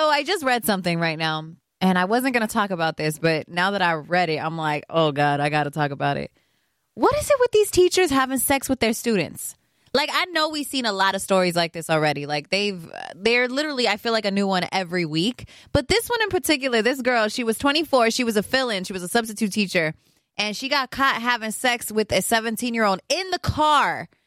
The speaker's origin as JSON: {"language": "English", "town": "Los Angeles", "region": "California", "country": "United States", "tie": "born or raised there", "said": "I'm an LA girl at heart, born and raised in Los Angeles"}